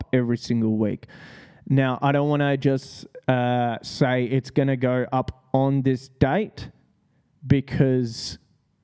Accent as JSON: {"language": "English", "country": "Australia", "said": "That's what I love about Australians. We seriously just don't give a fuck."}